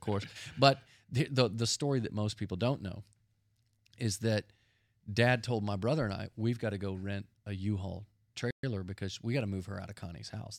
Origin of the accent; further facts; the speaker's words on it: Dallas, Texas, United States; We grew up in Dallas, Texas, and our dad was a pastor